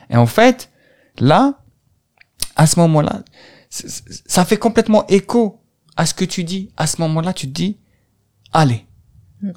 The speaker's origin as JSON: {"language": "French", "country": "Algeria", "moved": "as an adult", "lives_now": "France", "said": "je suis parti, j'ai quitté l'Algérie"}